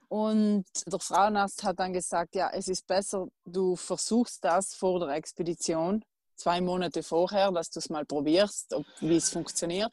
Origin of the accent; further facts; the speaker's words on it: South Tyrol, Trentino-Alto Adige, Italy; meiner Heimat Südtirol